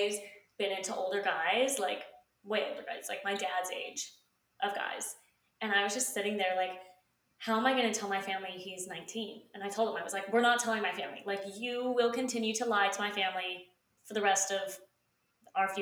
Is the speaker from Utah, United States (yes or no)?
yes; Utah, United States; moved away as an adult; now in Savannah, United States; we are from Utah